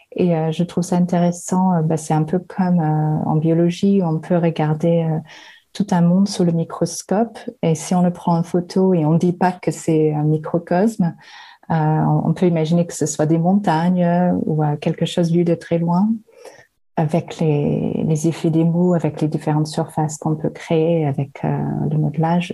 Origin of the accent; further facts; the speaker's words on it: Western Australia, Australia; also born or lived in Aude, France; now in France; j'ai grandi euh, en Australie occidentale dans le désert